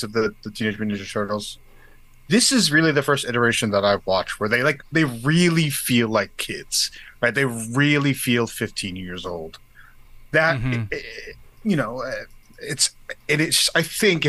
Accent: Jersey City, New Jersey, United States; also born or lived in Bayonne, New Jersey; I grew up in Jersey City and in this town called Bayonne also

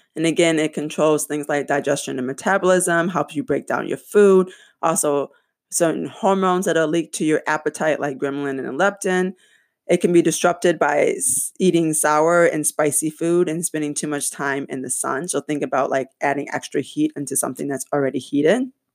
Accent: Michigan, United States; my home state, Michigan

